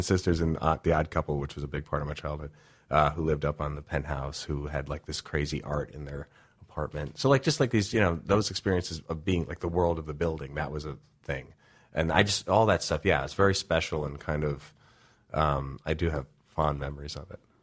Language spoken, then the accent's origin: English; New York City, New York, United States; moved away as an adult; also born or lived in Los Angeles, United States; I grew up with in New York